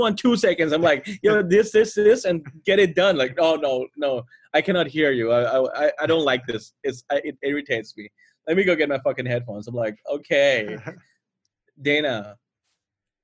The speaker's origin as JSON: {"language": "English", "country": "Thailand", "said": "I'm fourth generation Indian, but I'm Thai"}